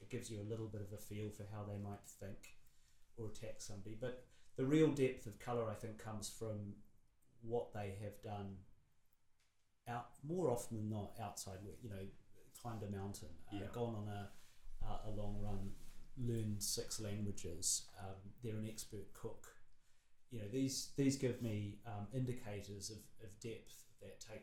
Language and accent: English; New Zealand; as a Kiwi who grew up in an isolated place pre-internet